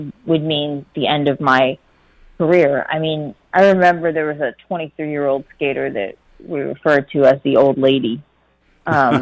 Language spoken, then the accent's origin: English; Pennsylvania, United States; I grew up in Pennsylvania